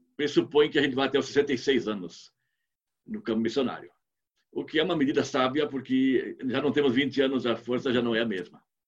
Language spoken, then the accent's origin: Portuguese; Rio Grande do Sul, Brazil; moved away as an adult; also born or lived in Angola / South Africa; eu sou do Rio Grande do Sul, ela é do Paraná, somos aqui do sul do Brasil